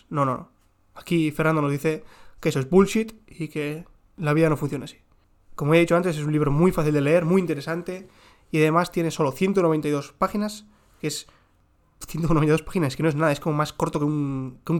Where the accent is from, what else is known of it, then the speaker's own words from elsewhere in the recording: South, Israel; accent: southern Israeli; yo tengo el acento, como ya digo, mi acento es del sur de Israel